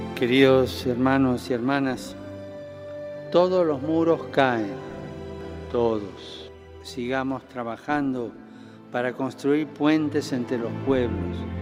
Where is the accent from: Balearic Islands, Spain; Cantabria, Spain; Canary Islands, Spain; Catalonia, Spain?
Canary Islands, Spain; born or raised there; also born or lived in Madrid